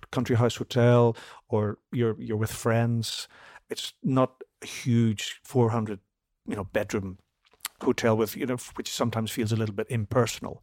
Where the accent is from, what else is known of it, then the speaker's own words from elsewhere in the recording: Belfast, Northern Ireland, United Kingdom; moved away as an adult; also born or lived in London; I came from Belfast where we just, we had the, the conflict and everything